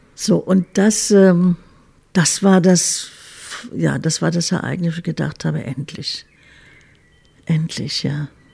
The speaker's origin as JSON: {"language": "German", "region": "Berlin", "country": "Germany", "tie": "born or raised there", "also_born_or_lived": "Munich", "said": "Berlin ist schon meine Heimatstadt"}